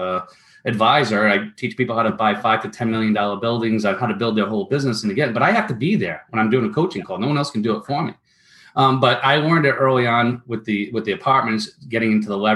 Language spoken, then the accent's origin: English; Rhode Island, United States; I grew up in Rhode Island